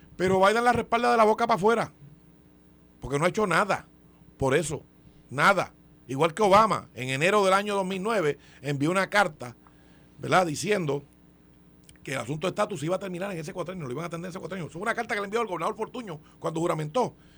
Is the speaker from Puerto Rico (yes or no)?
yes; Puerto Rico; somos el territorio americano que mayores impuestos paga